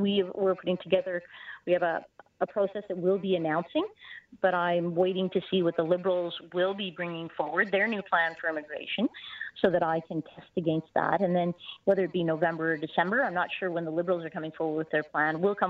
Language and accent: English; Canada; I believe as a Canadian that we have a core identity